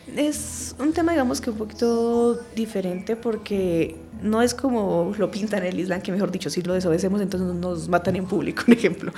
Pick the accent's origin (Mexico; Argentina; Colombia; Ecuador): Colombia; Nosotros aquí como colombianos